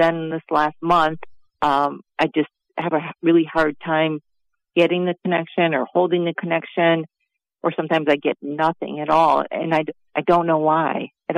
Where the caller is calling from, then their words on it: Wisconsin, United States; I'm calling from Wisconsin